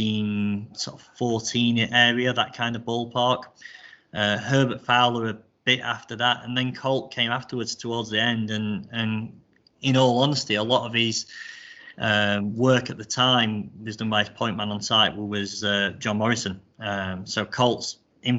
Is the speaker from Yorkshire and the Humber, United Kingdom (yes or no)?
yes; Rotherham, Yorkshire and the Humber, United Kingdom; I grew up in Rotherham, Rotherham Golf Club